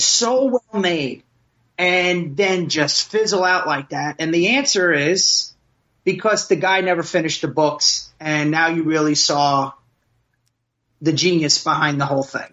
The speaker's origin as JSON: {"language": "English", "town": "Passaic", "region": "New Jersey", "country": "United States", "tie": "born or raised there", "also_born_or_lived": "Princeton, New Jersey / Plantation, Florida", "said": "I grew up in Passaic"}